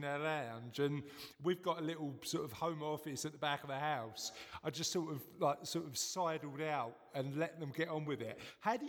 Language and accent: English; London, United Kingdom; moved away; I'm from the East End of London originally